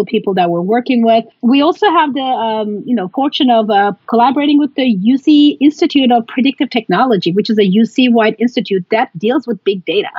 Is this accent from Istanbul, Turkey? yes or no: yes; Istanbul, Turkey; I was born and raised in Istanbul